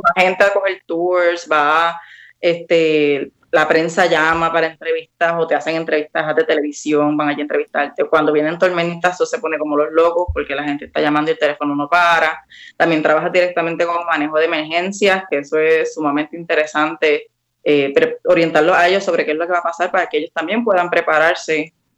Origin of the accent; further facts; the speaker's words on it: Ponce, Puerto Rico; moved away as an adult; also born or lived in Mayagüez, Puerto Rico / Washington DC, United States; now in Washington DC area, United States; yo soy nacida y criada en Ponce